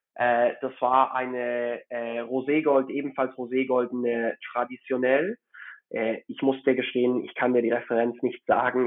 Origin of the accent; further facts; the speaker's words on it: Hamburg, Germany; moved away as an adult; also born or lived in Frankfurt / Madrid / Zurich; now in Geneva, Switzerland; Ich bin in Hamburg aufgewachsen und dort zur Schule gegangen.